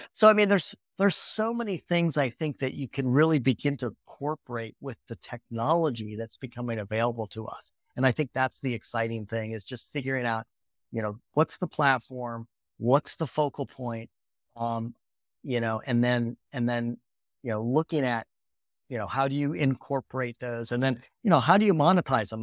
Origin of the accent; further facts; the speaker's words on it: Lake Michigan, northern Indiana, United States; I grew up on Lake Michigan, uh, kind of in northern Indiana